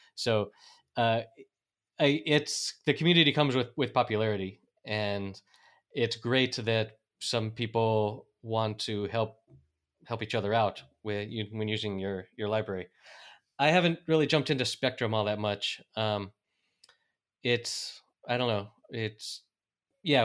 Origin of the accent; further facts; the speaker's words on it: North Carolina, United States; moved away as an adult; now in Spain; I'm an American from North Carolina who has been living in Spain for the past 14 years